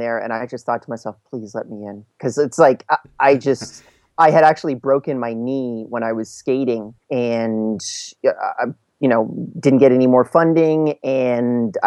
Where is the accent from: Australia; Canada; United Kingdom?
Canada; also born or lived in Montreal / Vancouver / Calgary; I'm from Canada.